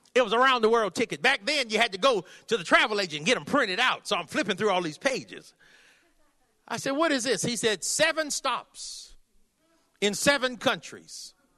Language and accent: English; California, United States; I'm from California.